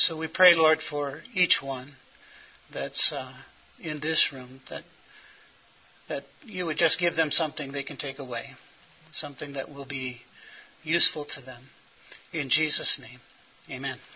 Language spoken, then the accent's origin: English; Los Angeles, California, United States; I was born in Hollywood Presbyterian Hospital.